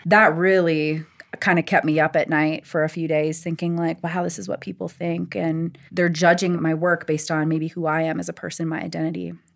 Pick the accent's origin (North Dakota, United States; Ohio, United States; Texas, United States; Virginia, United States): North Dakota, United States; now in Denver, United States; I grew up in North Dakota, and I was very much present on the reservation.